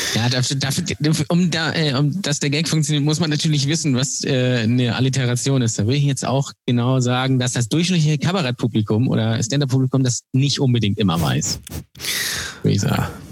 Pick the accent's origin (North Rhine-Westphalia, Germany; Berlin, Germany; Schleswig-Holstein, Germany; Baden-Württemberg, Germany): Schleswig-Holstein, Germany; Lübeck; Ich bin der Einzige, äh, glaube ich, der äh, noch nicht weggezogen ist aus Lübeck, der da geboren wurde.